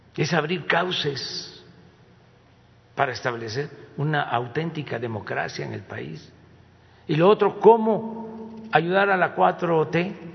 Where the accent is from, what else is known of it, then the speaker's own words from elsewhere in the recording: Mexico; eso no somos los mexicanos